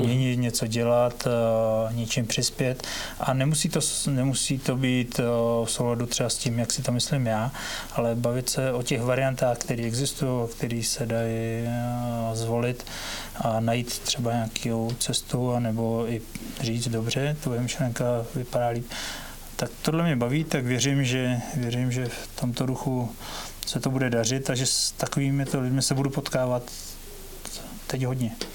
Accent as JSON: {"language": "Czech", "town": "Větřní", "region": "South Bohemian Region", "country": "Czechia", "tie": "born or raised there", "said": "už i můj tatínek je rodilý Krumlovák a, a já teda rodilý Větřiňák"}